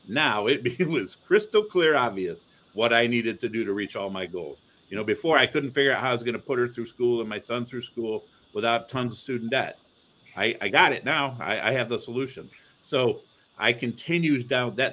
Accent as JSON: {"language": "English", "town": "Toledo", "region": "Ohio", "country": "United States", "tie": "born or raised there", "also_born_or_lived": "Cleveland, Ohio", "said": "I grew up in Toledo, Ohio"}